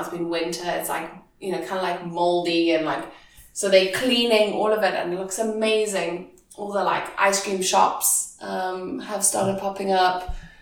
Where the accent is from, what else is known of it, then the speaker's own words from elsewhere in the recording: Zimbabwe; moved away as an adult; I'm from Zimbabwe, all the way from Africa.